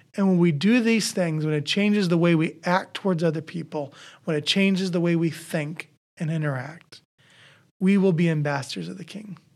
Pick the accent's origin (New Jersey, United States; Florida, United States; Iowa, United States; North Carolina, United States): Iowa, United States; I grew up in Iowa. I act like an Iowan.